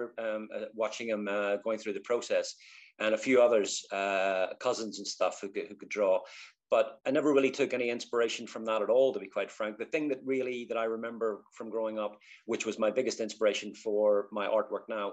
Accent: Belfast, Northern Ireland, United Kingdom; moved away as an adult; also born or lived in London; now in Rochester, United Kingdom; So born in 1966 in Belfast. I say East Belfast

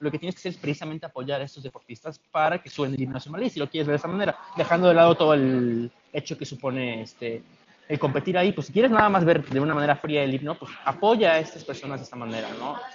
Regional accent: Mexico; Todos somos mexicanos

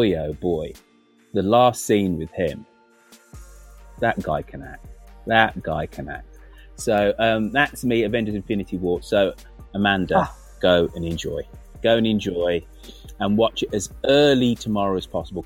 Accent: United Kingdom; being a British kid in the 1970s

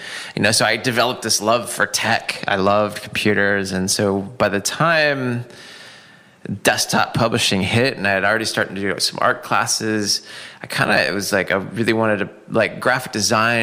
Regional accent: Seattle, Washington, United States; moved away; born and raised in Seattle.

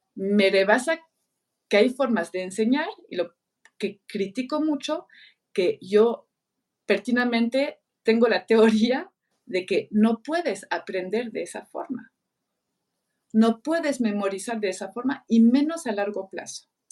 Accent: France; Spanish is a second language; moved away as an adult; now in Mexico; yo en Francia crecí

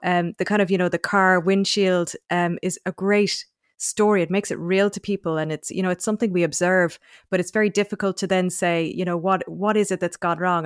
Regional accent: North Cork, Munster, Ireland; moved away as an adult; also born or lived in Oxford, United Kingdom / Australia; now in Dublin, Ireland; I grew up in North Cork

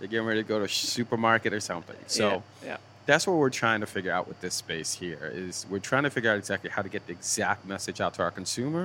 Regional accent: Boston, Massachusetts, United States; moved away as an adult; also born or lived in Milton, Massachusetts; I was from Dorchester

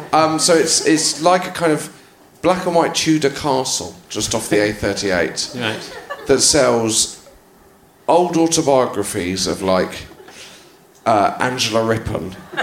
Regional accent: Haytor Vale, South West England, United Kingdom; I was from a village called Haytor Vale, which I wouldn't expect you to know, on Dartmoor.

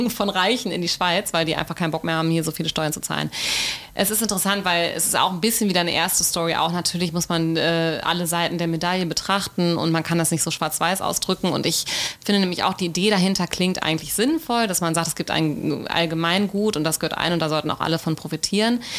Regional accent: Ålesund, Møre og Romsdal, Norway; Ålesund, wo ich herkomme, Hemsedal, wo die Hütte steht, Numedal, wo mein Mann äh, einen Bauernhof hat

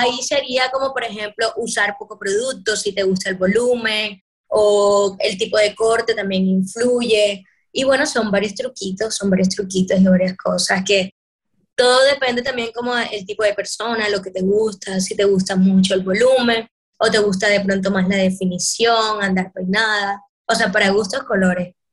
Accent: Caribbean Region, Colombia; los colores que nos representan en el Caribe

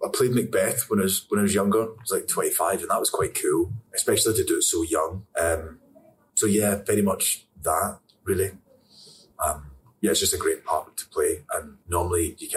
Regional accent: Scotland, United Kingdom; I'm Scottish

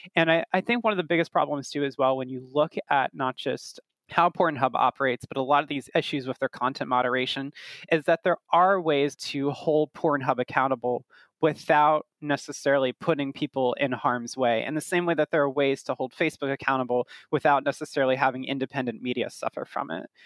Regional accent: United States; also born or lived in Brooklyn, New York; as an American myself, I'm based in Brooklyn, in New York

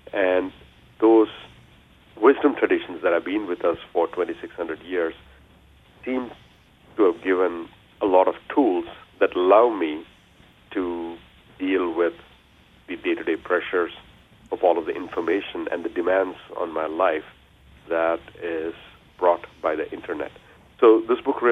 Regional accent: India; now in United States; I was born and raised in India

